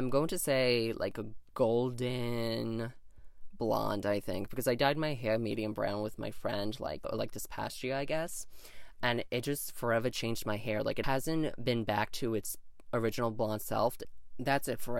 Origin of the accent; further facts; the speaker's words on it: New York, United States; I was born in New York State in the United States